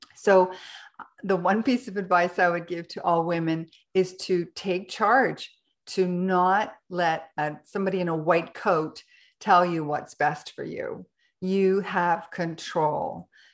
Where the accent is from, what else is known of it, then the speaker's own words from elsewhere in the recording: Canada; now in Ecuador; I'm a Canadian, but I live in Ecuador